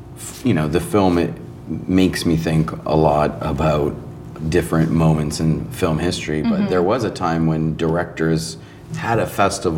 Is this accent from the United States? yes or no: no; Toronto, Ontario, Canada; And what did they say in Toronto, just out of curiosity, because that's my hometown?